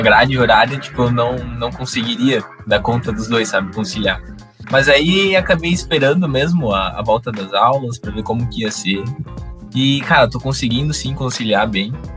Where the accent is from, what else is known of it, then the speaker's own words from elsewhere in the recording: Joinville, Santa Catarina, Brazil; sou aqui de Joinville mesmo